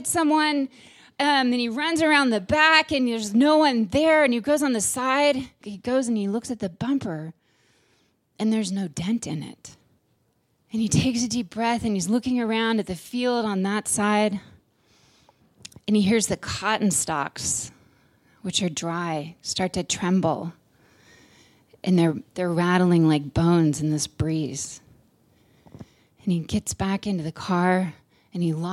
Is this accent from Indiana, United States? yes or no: no; Tulare, California, United States; now in Nevada City, United States; we grew up in Tulare in the San Joaquin Valley